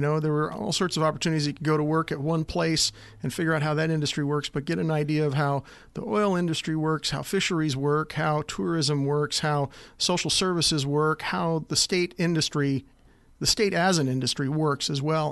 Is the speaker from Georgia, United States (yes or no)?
no; Anchorage, Alaska, United States; also born or lived in Cottage Grove, Oregon; I was born in Cottage Grove, Oregon, just outside of the University of Oregon, uh, area down there. Uh, but for my whole life growing up, uh, for the first ten, almost twelve years, Grandpa was mayor of Anchorage